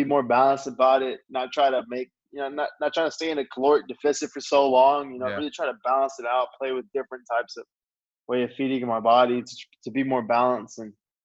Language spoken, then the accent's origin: English; Texas, United States; I was born in Texas, and my mom and dad are both from Mexico.